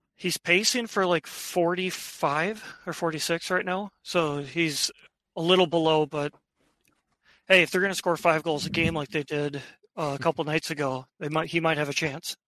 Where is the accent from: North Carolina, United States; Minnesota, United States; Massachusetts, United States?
Minnesota, United States; born and raised in Minnesota, so pretty much since I've been born